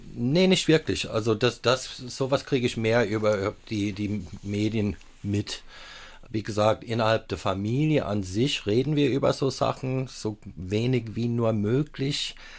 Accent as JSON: {"language": "German", "region": "Southern California", "country": "United States", "tie": "born or raised there", "also_born_or_lived": "Palatinate, Germany", "second_language": "German", "moved": "as an adult", "lives_now": "Saarland, Germany", "said": "ich bin ja auch in Südkalifornien aufgewachsen"}